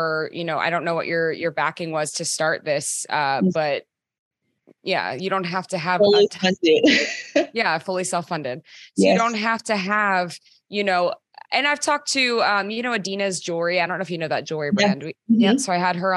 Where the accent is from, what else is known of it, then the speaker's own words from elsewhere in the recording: Maryland, United States; also born or lived in Los Angeles / Washington, District of Columbia, United States; now in New York, United States; I'm from Maryland, and then I was in LA and then DC and now New York